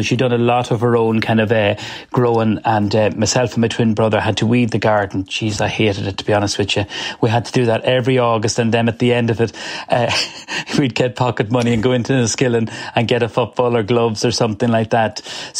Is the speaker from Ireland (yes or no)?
yes; Cavan, Ulster, Ireland; I'm a proud Irish man. I'm proud of being from Cavan, and I'm proud of being from rural Ireland, which is a lovely part of the world, as I say. I've grown up with that, and it's all I know living in the country.